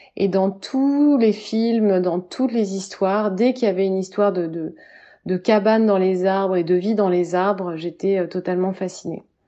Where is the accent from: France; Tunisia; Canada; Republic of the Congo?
France; Orléans, Centre-Val de Loire; now in Paris, France; je vis aujourd'hui à Paris, mais je suis née à Orléans.